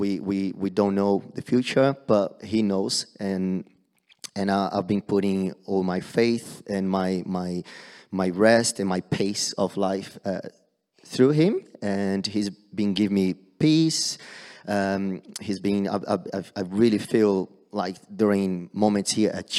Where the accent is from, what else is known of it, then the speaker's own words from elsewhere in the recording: Brazil; moved away; back home, back in Brazil, I'm from Brazil.